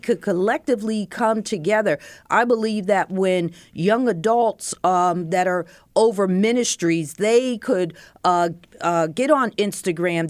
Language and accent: English; Bethlehem, Pennsylvania, United States; I grew up in Bethlehem, Pennsylvania